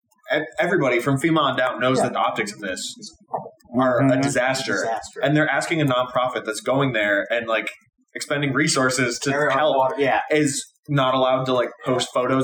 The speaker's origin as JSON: {"language": "English", "region": "Midwest", "country": "United States", "tie": "born or raised there", "said": "In Hawaii, they have these sirens, which, like, growing up in the Midwest, we have sirens, but they're for tornadoes."}